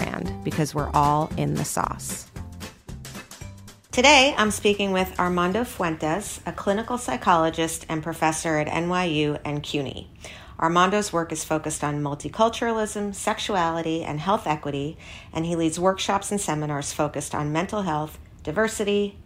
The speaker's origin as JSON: {"language": "English", "town": "New York City", "region": "New York", "country": "United States", "tie": "born or raised there", "said": "I grew up on the Upper East Side"}